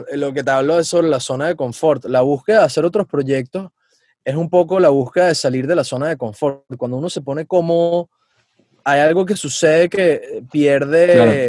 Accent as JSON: {"language": "Spanish", "country": "Venezuela", "moved": "yes", "said": "yo tengo una misión personal como venezolano"}